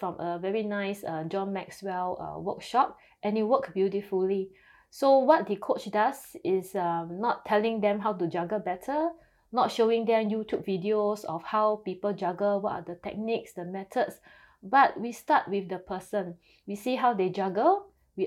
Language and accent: English; Singapore; I'm from Singapore